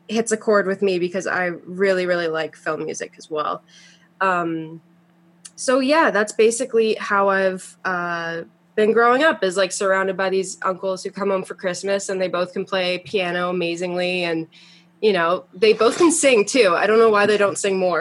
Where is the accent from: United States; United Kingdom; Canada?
Canada; Toronto, Ontario; also born or lived in Montreal; I was born in Montreal, and then I moved to Toronto when I was 4, and I've basically been here since